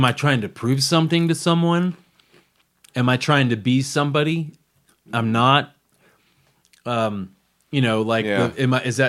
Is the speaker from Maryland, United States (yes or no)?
no; Los Angeles, California, United States; born there; I don't know if you know this, but I was born in Los Angeles.